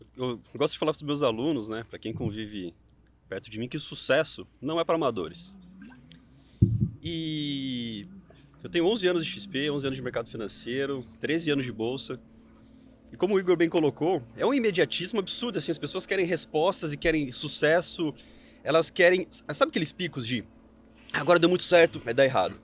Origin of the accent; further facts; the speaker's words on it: Mogi Mirim, São Paulo, Brazil; eu sou do interior de São Paulo, uma cidade pequenininha, Mojimirim